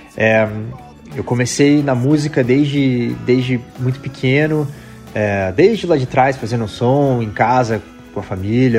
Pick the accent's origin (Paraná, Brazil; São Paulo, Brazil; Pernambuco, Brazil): Paraná, Brazil; Curitiba; moved away as an adult; also born or lived in California